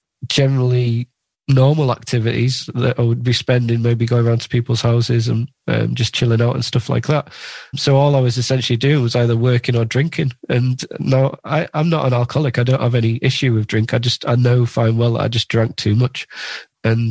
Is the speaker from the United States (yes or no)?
no; Carlisle, North West England, United Kingdom; also born or lived in Lake District; So I grew up in the Lake District and in Carlisle